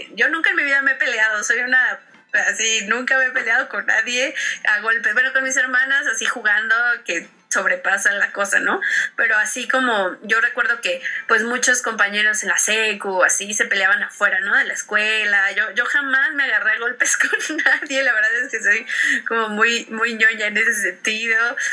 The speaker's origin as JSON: {"language": "Spanish", "country": "Mexico", "also_born_or_lived": "Mexico City", "said": "soy una mujer mexicana, eh, morena, que vive en las periferias, eh, vive al norte de la Ciudad de México"}